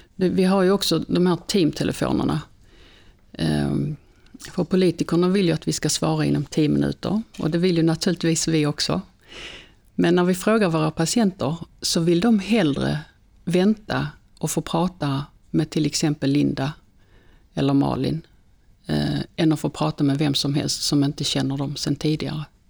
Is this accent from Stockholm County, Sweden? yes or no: no; Svalöv, Skåne, Sweden; moved away; jag är ju född i Svalöv